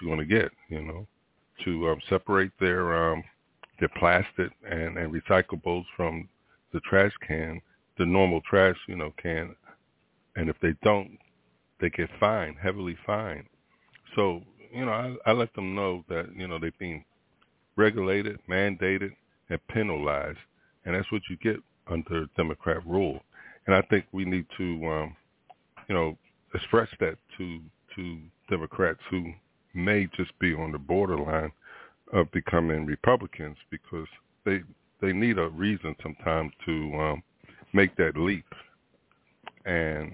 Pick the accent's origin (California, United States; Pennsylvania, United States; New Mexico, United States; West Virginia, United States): Pennsylvania, United States; Philadelphia; now in Florida, United States; I hail from Philadelphia. That's my town of birth. I live in Florida, though.